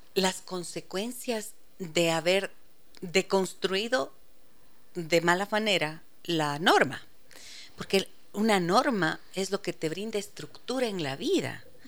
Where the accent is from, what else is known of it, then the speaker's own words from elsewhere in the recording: Ibarra, Imbabura, Ecuador; now in Quito, Ecuador; soy de Ibarra, amo, amo mi provincia de Imbabura porque allí crecí, pero nací en Quito y viví aquí hasta cuando tenía eh, seis años